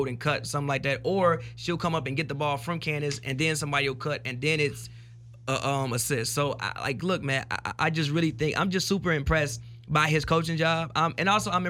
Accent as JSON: {"language": "English", "town": "Chicago", "region": "Illinois", "country": "United States", "said": "I'm from Chicago"}